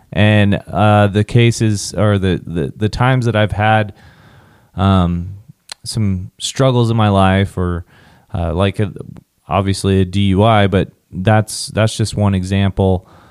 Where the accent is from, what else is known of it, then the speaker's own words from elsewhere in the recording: Southwest Kansas, United States; growing up in Southwest Kansas, field parties, drinking, weekends